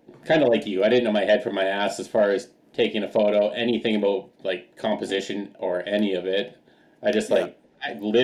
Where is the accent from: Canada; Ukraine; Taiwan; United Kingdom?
Canada; Alberta; moved away; I grew up hiking, backpacking, climbing all through the Rockies. Like, I'm from Alberta initially